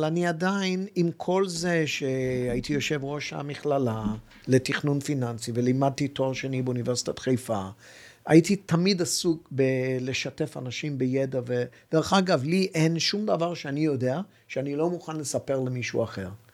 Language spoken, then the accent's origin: Hebrew; Hong Kong; now in Israel; יליד הונג קונג, ואבי גדל בשנגחאי